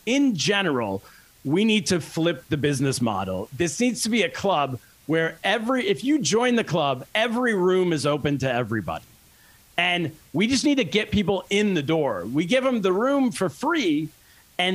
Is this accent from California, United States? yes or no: yes; California, United States; moved away as an adult; also born or lived in Shanghai, China; I grew up in California